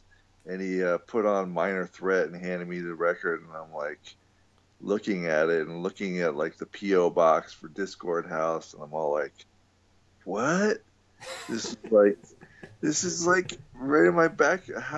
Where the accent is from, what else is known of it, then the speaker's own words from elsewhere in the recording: Virginia, United States; also born or lived in Washington, D.C. suburbs; But then once we were kind of settled in Virginia, we moved from the Virginia Beach area to the Washington, D.C. suburbs.